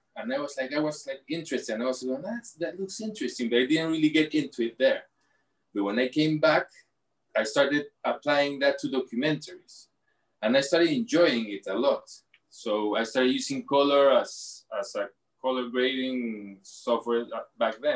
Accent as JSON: {"language": "English", "region": "Lima", "country": "Peru", "tie": "born or raised there", "said": "I'm from Lima, born in Lima, in Miraflores"}